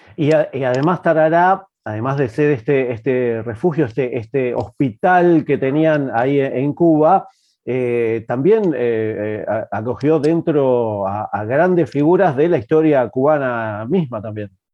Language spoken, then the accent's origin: Spanish; Avellaneda / Quilmes, Buenos Aires Province, Argentina; yo soy de, Avellaneda Quilmes